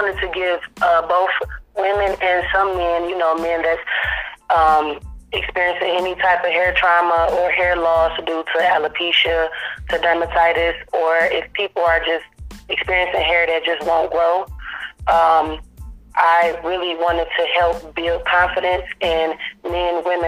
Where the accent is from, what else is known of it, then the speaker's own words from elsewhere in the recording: Detroit, Michigan, United States; now in Nashville, United States; I am from Detroit, Michigan. I live in Nashville, Tennessee